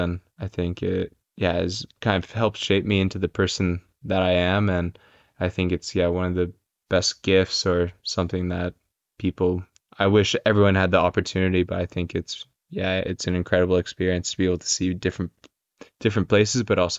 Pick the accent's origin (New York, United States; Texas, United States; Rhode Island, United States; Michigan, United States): New York, United States; moved away; where I grew up in New York, it's quite a bit different than the Bronx.